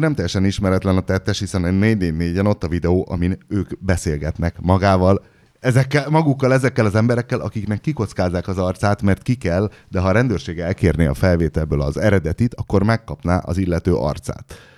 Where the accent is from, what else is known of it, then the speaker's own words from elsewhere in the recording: Hungary; magyar vagyok, magyarnak születtem.